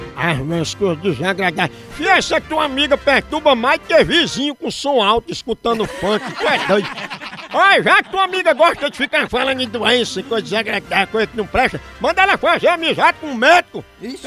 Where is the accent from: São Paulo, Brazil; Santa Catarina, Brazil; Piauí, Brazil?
Piauí, Brazil; Piripiri; Piripiri, essa é minha terra abençoada no meu Piauí!